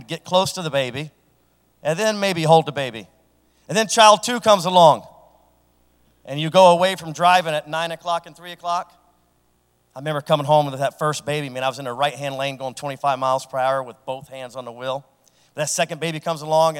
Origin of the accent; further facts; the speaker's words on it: Franklin, Ohio, United States; a guy from Franklin that as a elementary school student had a speech impediment